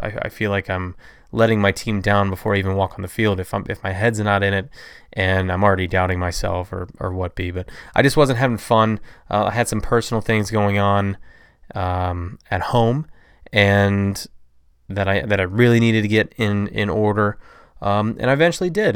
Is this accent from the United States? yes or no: yes; Toledo, Ohio, United States; I am from Toledo, Ohio, which is about four hours east of Chicago.